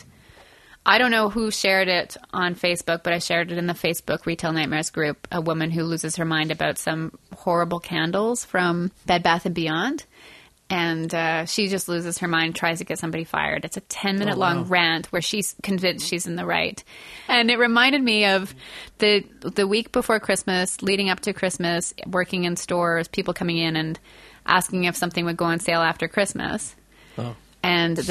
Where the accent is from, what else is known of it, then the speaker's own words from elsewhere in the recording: Montreal, Quebec, Canada; I grew up in Montreal